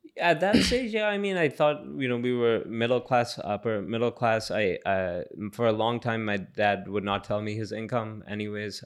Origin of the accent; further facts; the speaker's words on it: New Delhi, Delhi, India; moved away; I was born in New Delhi